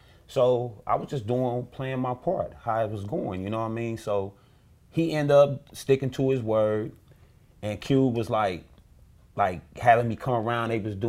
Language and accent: English; Los Angeles, California, United States; You know, I'm an East Side dude from out of Watts.